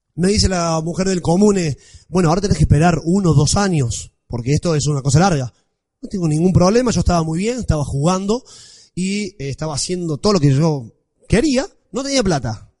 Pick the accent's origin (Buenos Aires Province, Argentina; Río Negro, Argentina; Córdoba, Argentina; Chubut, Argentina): Córdoba, Argentina; Villa María; accent: Cordoban tonada; moved away as an adult; also born or lived in Parma, Italy; now in Rome, Italy; nací en Villa María, en Córdoba, por si no se dieron cuenta, soy de Córdoba. ¿Se nota mucho la tonada? Bien, bueno. Eh, estudié allá, me crié allá